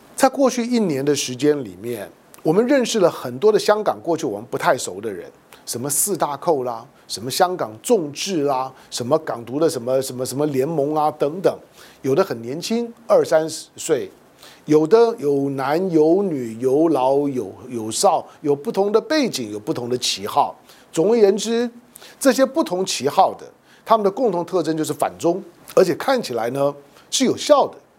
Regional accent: Taiwan; 作为一个台湾人

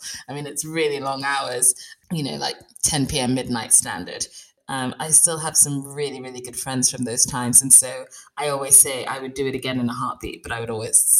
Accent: Bradford, Yorkshire and the Humber, United Kingdom; born there; So I was born in West Yorkshire, actually. I'm in South Yorkshire right now, but I was born in Bradford and I think we were there for about 2 days.

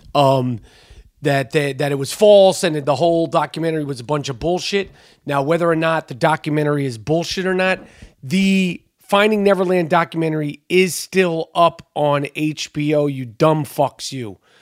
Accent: New York City, New York, United States; I grew up in New York City

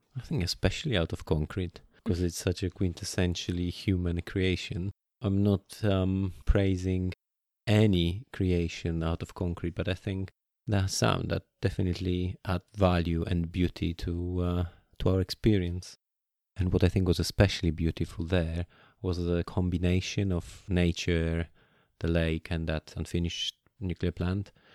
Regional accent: Poland; I grew up in Poland

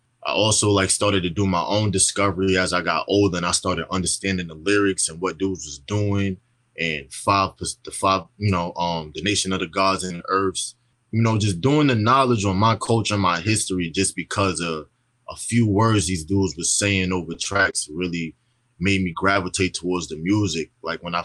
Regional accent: New York City, New York, United States; also born or lived in Texas / Long Island; I'm from Brooklyn, New York

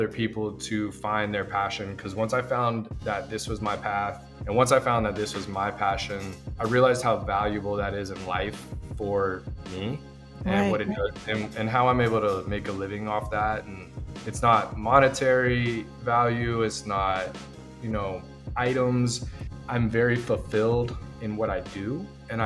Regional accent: Rockledge, Florida, United States; moved away as an adult; also born or lived in Orlando, Florida; I purchased a silk screening company in my hometown of Rockledge, Florida, which is on the coastline of Cocoa Beach

